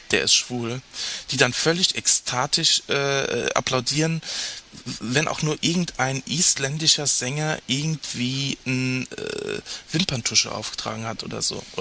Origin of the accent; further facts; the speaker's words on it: Rhineland-Palatinate, Germany; Ich komme ja aus, aus, aus Rheinland-Pfalz, aus